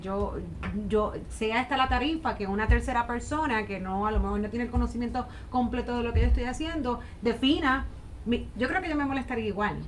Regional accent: Puerto Rico; aquí en Puerto Rico somos, como digo yo, un all one, hacemos de todo

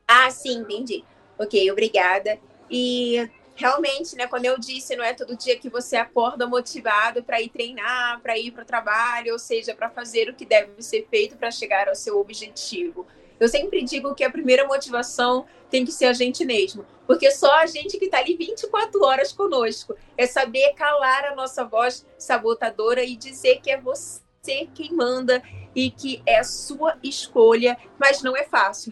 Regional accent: Rio de Janeiro, Brazil; Eu sou do Rio de Janeiro

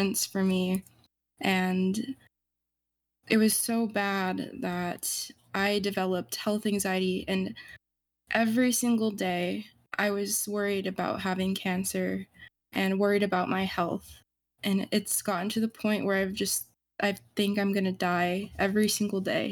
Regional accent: Southeastern United States, United States; I'm 19 and I'm from the United States Southeast.

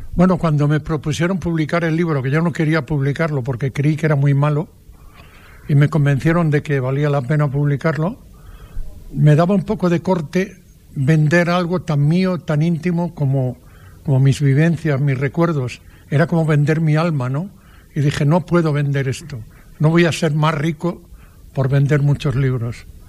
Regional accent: Padrón, Galicia, Spain; en mi pueblo, en Padrón, había una plazuela delante de mi casa donde yo jugaba todos los días

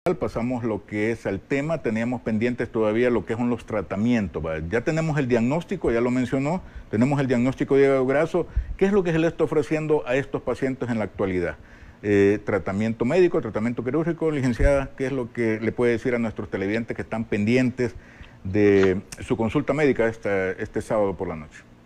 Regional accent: El Salvador

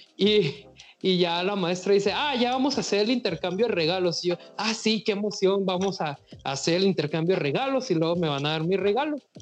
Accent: Mazatlán, Sinaloa, Mexico; Yo soy de Mazatlán

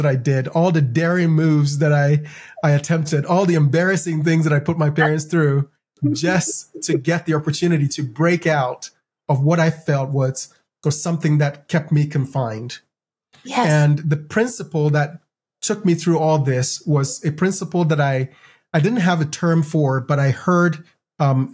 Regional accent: Ghana; now in United States; I grew up in Ghana

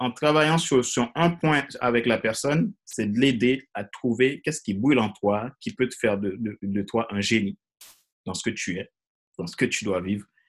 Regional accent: Haiti; moved away as an adult; also born or lived in Ecuador / French Guiana; je suis originaire de Haïti. J'ai grandi en Haïti

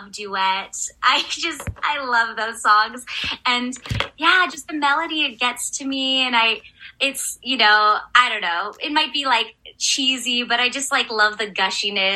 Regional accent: California, United States; I'm from California

